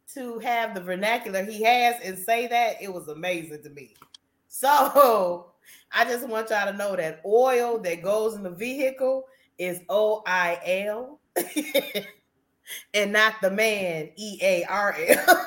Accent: Midwest, United States; I'm from you know the North, as they say, because I'm from the Midwest.

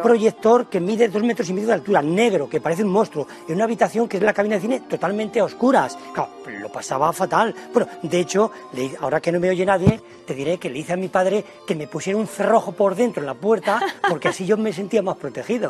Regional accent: Villarejo de Salvanés, Community of Madrid, Spain; Viarejo de Sabanes, en mi pueblo

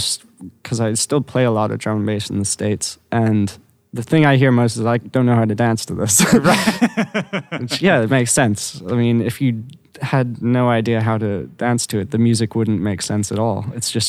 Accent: London, United Kingdom; Growing up in London was awesome.

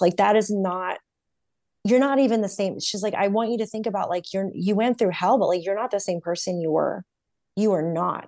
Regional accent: North Carolina, United States; moved away as an adult; now in California, United States; 'cause I'm from North Carolina

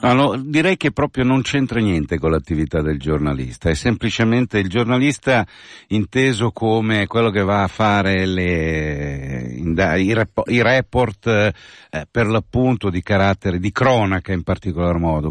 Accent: San Giovanni in Croce, Lombardy, Italy; Dalle mie parti siamo Cussole e San Giovanni in Croce

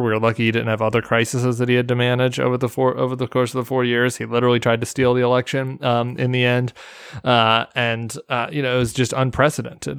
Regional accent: Denver, Colorado, United States; I'm from suburban Denver. And, and my hometown district

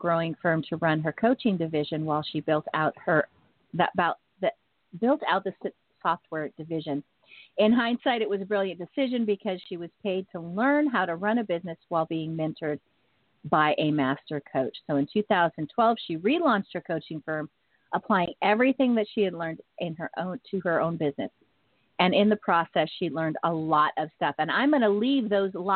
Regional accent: Northern California, United States; being born and raised in Northern California

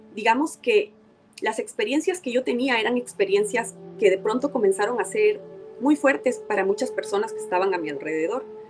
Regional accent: Ecuador; las personas en mi país

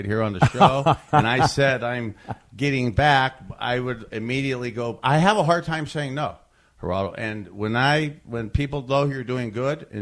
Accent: Youngstown, Ohio, United States; moved away as an adult; also born or lived in Miami / Cleveland; a brainwashed Catholic boy growing up in Youngstown

